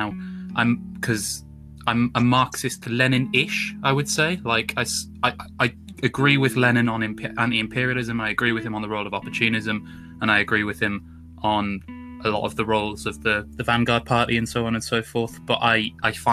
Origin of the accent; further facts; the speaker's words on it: Newcastle upon Tyne, North East England, United Kingdom; moved away as an adult; now in Birmingham, United Kingdom; I'm from the northeast of England originally, from Newcastle